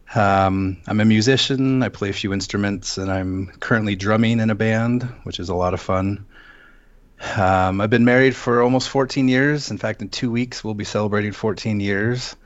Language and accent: English; Seattle, Washington, United States; moved away as an adult; also born or lived in Western US states; now in Las Vegas, United States; I'm originally from Seattle. Um, I spent twenty years there.